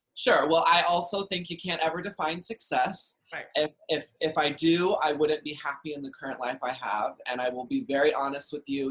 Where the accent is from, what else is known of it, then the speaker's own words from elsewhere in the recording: Dallas, Texas, United States; I grew up in Dallas, Texas